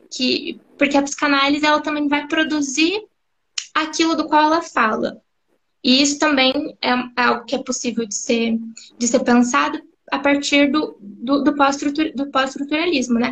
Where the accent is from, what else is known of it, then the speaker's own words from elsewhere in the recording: Campo Grande, Mato Grosso do Sul, Brazil; sou psicóloga, sou de Campo Grande, Mato Grosso do Sul